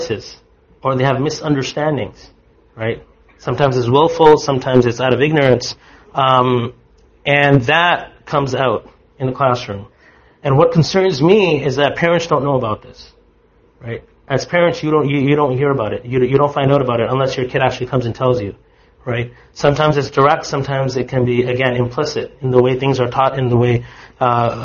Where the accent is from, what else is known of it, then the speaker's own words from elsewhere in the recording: Canada; I am a Muslim, and I am a Canadian.